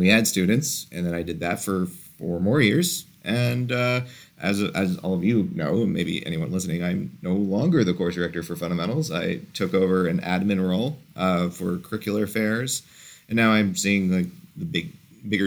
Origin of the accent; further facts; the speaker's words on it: Orlando, Florida, United States; also born or lived in St. Louis; now in Fort Lauderdale, United States; I'm from Orlando